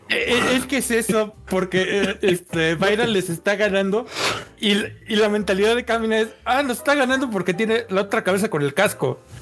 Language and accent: Spanish; Mexico; a los mexicanos nos encanta así de wey